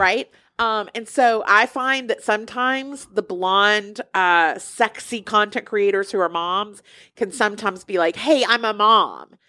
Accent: Alabama, United States; I'm from Alabama

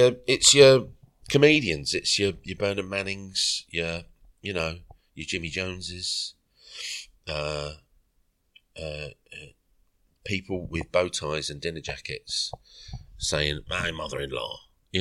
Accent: United Kingdom; being British

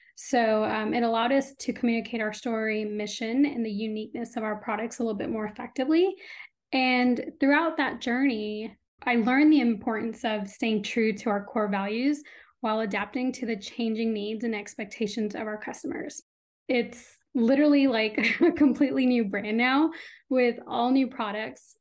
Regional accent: Austin, Texas, United States; also born or lived in India / Urbana-Champaign, Illinois; first grade, second grade, I moved to Austin. So I've been here since then, um, and this is home

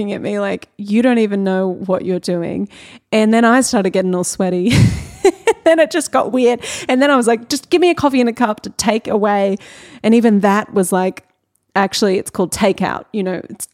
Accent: Australia; I'm very Australian

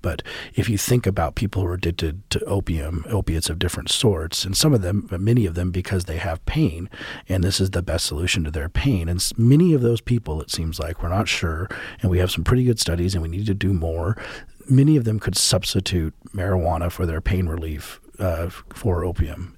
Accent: Colorado, United States; Colorado, which is my home state

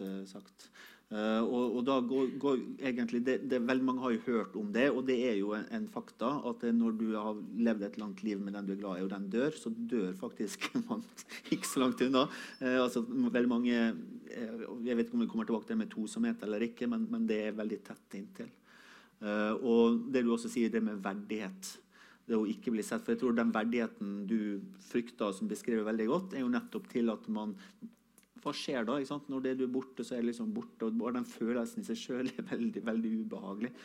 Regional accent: Sunnmøre, Møre og Romsdal, Norway; jeg kommer fra Sunnmøre

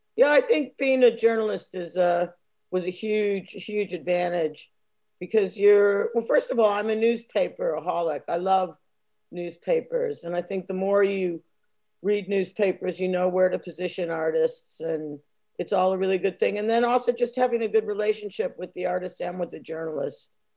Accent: United States; moved away; being American

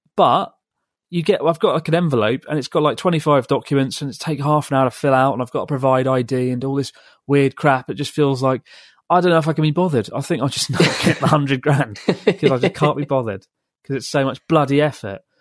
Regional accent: England, United Kingdom; from England

